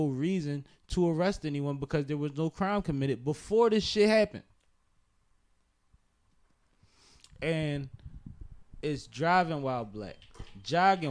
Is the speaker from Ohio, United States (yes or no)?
no; Philadelphia, Pennsylvania, United States; We're from Philadelphia